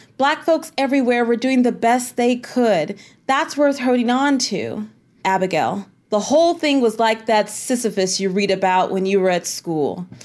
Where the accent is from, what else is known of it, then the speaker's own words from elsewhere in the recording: Tennessee Colony, Texas, United States; I was raised in East Texas in a little farming community called, um, Tennessee Colony